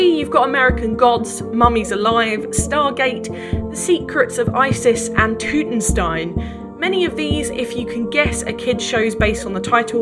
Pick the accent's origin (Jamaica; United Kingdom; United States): United Kingdom; Essex, East of England; I grew up in Essex